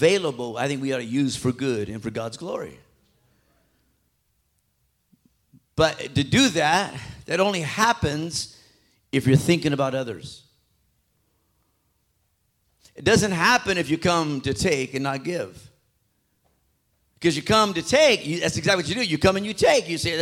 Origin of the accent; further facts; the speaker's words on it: Phoenix, Arizona, United States; I grew up right there in South Phoenix